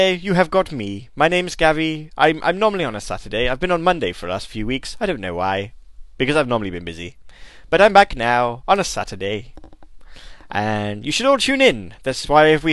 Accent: United Kingdom; I'm British

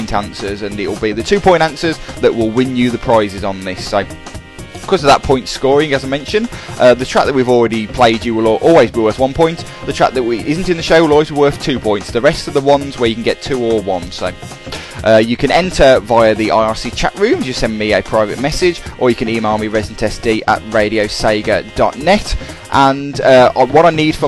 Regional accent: England, United Kingdom; as we're English

